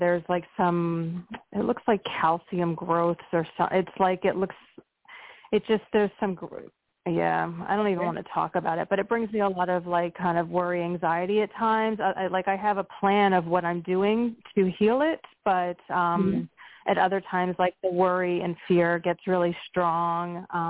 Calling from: Pennsylvania, United States

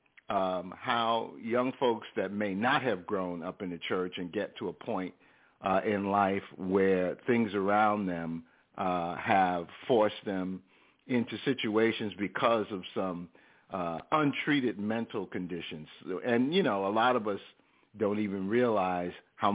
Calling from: Snellville, Georgia, United States; I'm calling from Snellville, Georgia.

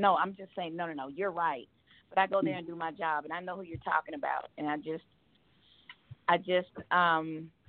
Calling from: Georgia, United States; I'm calling from Georgia.

